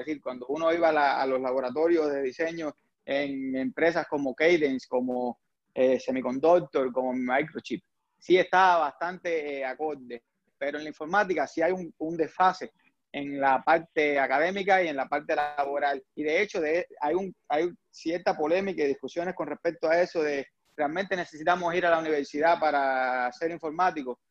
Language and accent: Spanish; Cuba; first language Spanish; moved away as an adult; now in United States; yo soy eh, de origen cubano, ingeniero eléctrico, aquí en Estados Unidos, pero en Cuba yo estudié automática